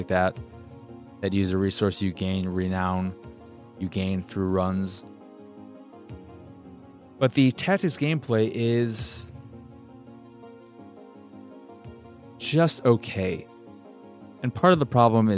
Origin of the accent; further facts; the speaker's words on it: United States; I'm an American